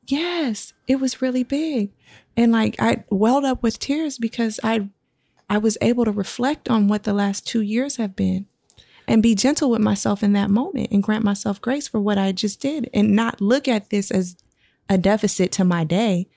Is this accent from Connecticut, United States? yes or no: no; Sacramento, California, United States; I am from Sac